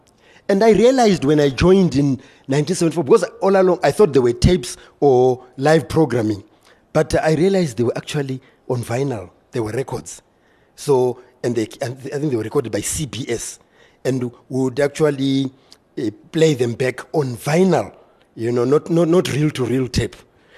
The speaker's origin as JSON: {"language": "English", "country": "Zimbabwe", "said": "I come from Zimbabwe and I've been broadcasting since 1974."}